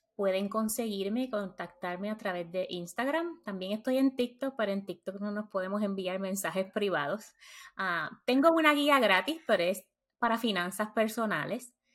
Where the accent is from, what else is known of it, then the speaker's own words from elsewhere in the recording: Puerto Rico; moved away as an adult; now in United States; Nací y crecí en Puerto Rico